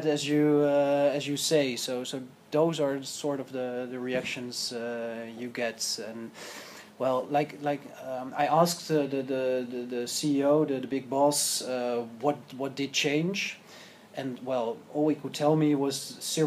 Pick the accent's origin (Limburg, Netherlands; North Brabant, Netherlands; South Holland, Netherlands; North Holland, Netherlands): North Holland, Netherlands; Amsterdam; I'm from Amsterdam